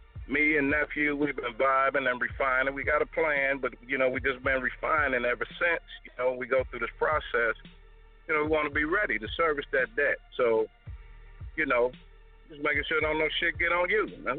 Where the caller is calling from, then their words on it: Detroit, Michigan, United States; from Detroit.